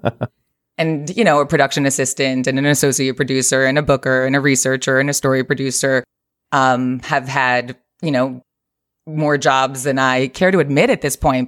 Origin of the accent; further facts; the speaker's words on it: Lake Ronkonkoma, New York, United States; moved away as an adult; now in Los Angeles, United States; I'm from New York, uh, Long Island originally, Lake Ronkonkoma, exit 58 off the Long Island Expressway.